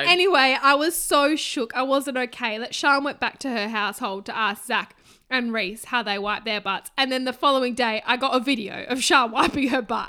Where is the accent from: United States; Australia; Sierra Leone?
Australia; we are Australian